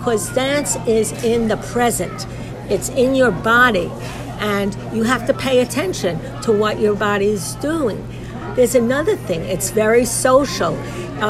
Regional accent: New York City, New York, United States; moved away as an adult; now in Israel; I grew up in New York City

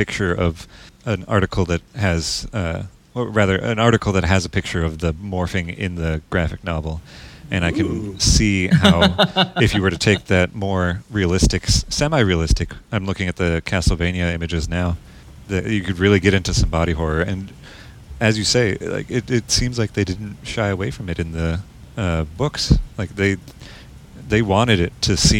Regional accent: Minnesota, United States; accent: Minnesotan; my Minnesotan accent

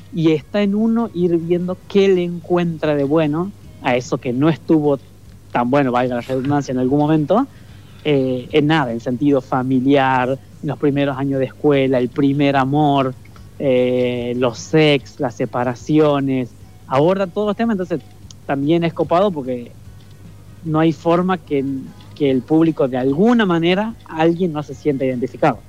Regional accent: Leales, Tucumán, Argentina; moved away as an adult; now in Buenos Aires, Argentina; el pueblito, en Leales, donde yo nací

